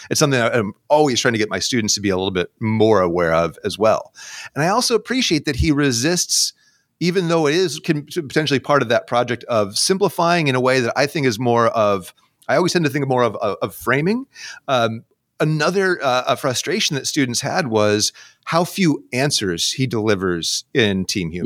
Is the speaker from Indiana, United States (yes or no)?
no; New York, United States; now in Seattle, United States; I grew up in the Northeast, uh, in New York State